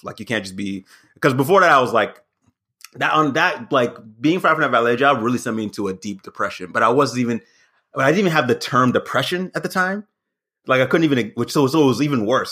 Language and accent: English; the South, United States; moved away as an adult; also born or lived in Berwyn, Illinois / New York; I grew up in the South